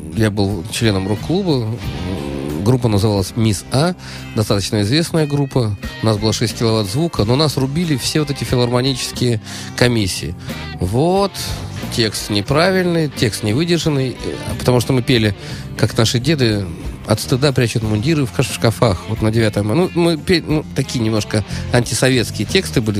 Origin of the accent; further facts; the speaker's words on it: Saint Petersburg, Russia; я питерский человек